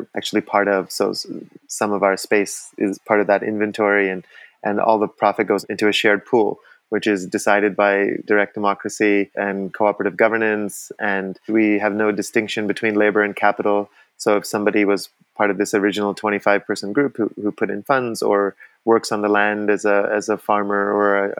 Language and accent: English; Vancouver, British Columbia, Canada; now in Costa Rica; I grew up in Vancouver. I was socialized by Canadians.